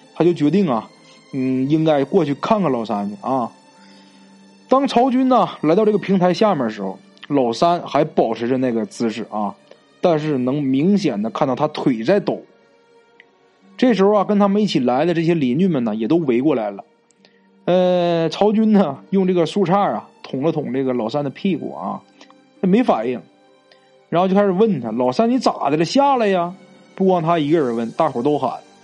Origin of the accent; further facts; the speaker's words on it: Northeast China, China; accent: Northeastern; 咱们东北话啊，就是外婆的意思